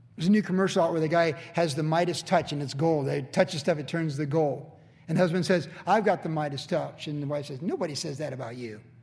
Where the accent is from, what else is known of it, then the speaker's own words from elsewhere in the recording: United States; I'm certainly glad I was born here